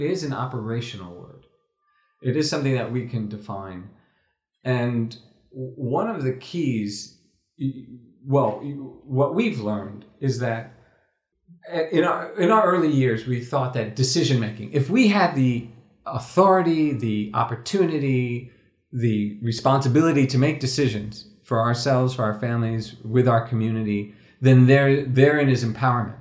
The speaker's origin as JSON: {"language": "English", "country": "United States", "said": "as an American, as a non-Moroccan"}